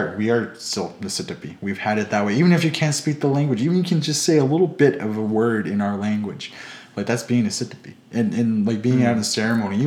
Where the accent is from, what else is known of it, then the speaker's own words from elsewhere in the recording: Blackfoot, Treaty 7 land, Alberta, Canada; We're Blackfoot. We were never brought up to think that we're Canadian.